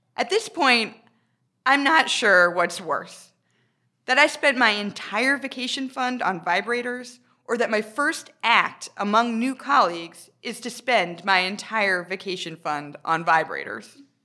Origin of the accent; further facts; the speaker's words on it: United States; moved away as an adult; now in United Kingdom; I'm American